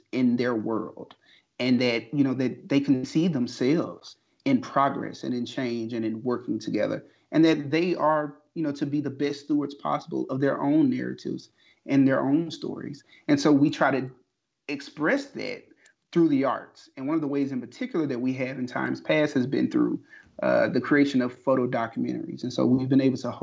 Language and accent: English; Sumner, Mississippi, United States; born and raised in Tallahatchie County, about a mile or so outside of Sumner, Mississippi.